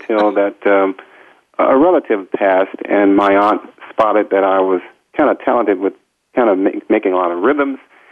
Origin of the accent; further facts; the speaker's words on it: St. Louis, Missouri, United States; We grew up in St. Louis.